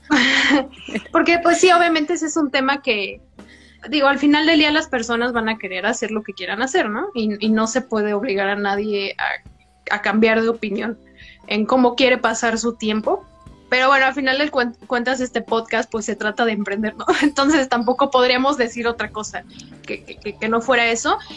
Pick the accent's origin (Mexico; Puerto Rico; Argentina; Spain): Mexico; como mexicanos